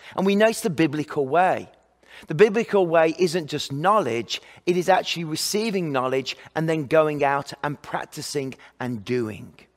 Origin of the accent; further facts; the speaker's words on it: England, United Kingdom; moved away; I'm from England